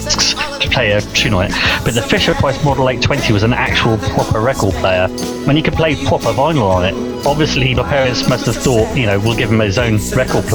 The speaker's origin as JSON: {"language": "English", "town": "Oxford", "region": "South East England", "country": "United Kingdom", "tie": "born or raised there", "said": "I lived just outside Oxford, and I was brought up in Oxford."}